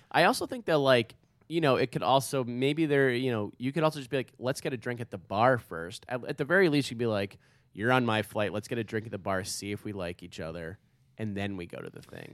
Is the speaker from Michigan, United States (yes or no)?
no; New York, United States; I go New York